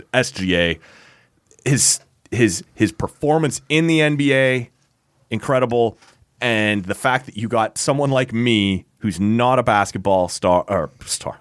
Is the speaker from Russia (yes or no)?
no; Canada; as a Canadian with the little brother complex